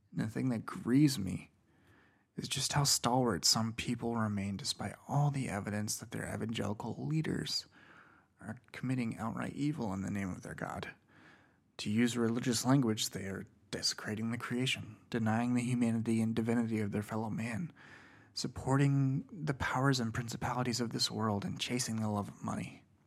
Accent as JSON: {"language": "English", "region": "Indiana", "country": "United States", "said": "Indiana, my home state"}